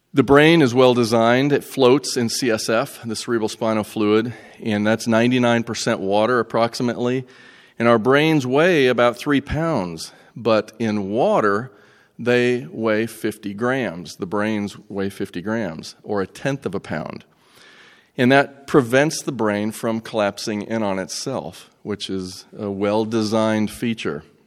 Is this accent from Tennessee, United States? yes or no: yes; Greeneville, Tennessee, United States; I'm from Greenville, Tennessee